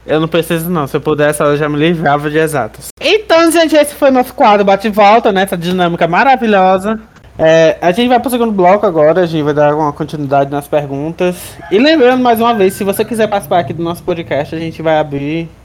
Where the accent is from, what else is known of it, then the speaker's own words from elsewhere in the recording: Jaguaruana, Ceará, Brazil; sou de Jaguaruana, não sou de Russas